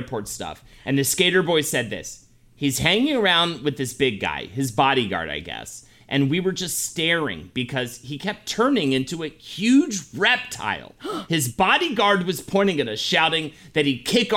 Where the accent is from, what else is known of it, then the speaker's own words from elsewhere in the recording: Charlotte, North Carolina, United States; my hometown of Charlotte